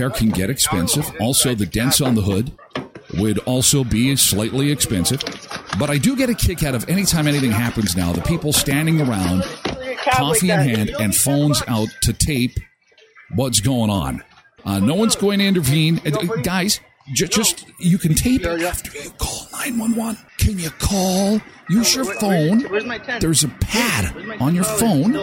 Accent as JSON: {"language": "English", "town": "Erickson", "region": "Manitoba", "country": "Canada", "tie": "born or raised there", "said": "my hometown of Erickson"}